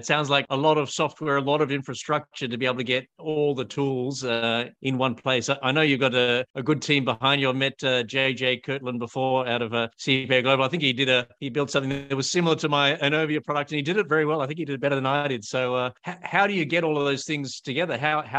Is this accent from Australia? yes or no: yes; Australia; I'm an Australian patent attorney